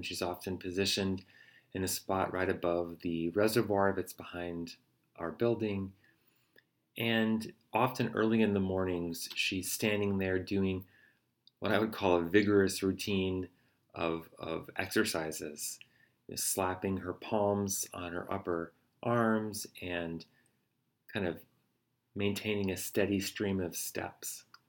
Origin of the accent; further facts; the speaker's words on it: United States; as an American